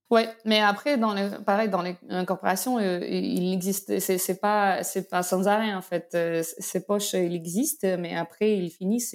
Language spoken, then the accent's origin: French; Belarus; French is a second language; moved away as an adult; also born or lived in Moscow, Russia; now in France; D'origine, je suis de Biélorussie.